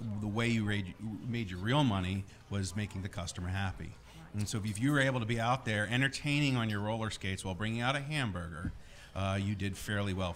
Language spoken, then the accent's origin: English; United States; moved away as an adult; also born or lived in Pittsburgh / Virginia / Buffalo, New York / New Jersey; I'm from outside New York City